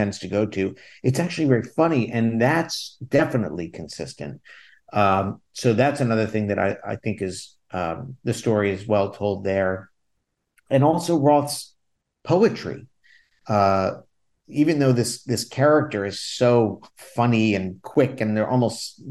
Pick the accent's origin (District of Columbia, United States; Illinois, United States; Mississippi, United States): District of Columbia, United States; Washington; moved away as an adult; also born or lived in Los Angeles; now in New York, United States; I'd spent a bunch of time, like 6 years in my hometown of DC doing theater